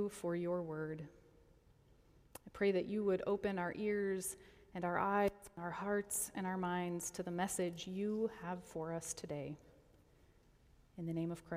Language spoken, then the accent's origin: English; Colorado, United States; now in Detroit, United States; Now, I grew up in Colorado